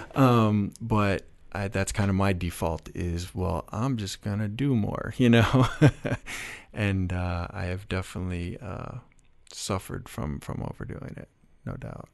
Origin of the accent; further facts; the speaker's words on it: Chicago, Illinois, United States; I was from Chicago